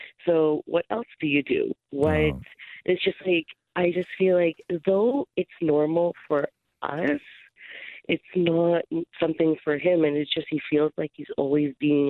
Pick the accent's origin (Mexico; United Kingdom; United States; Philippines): Philippines; we're a Filipino family, so it's gatherings, there's 20 people.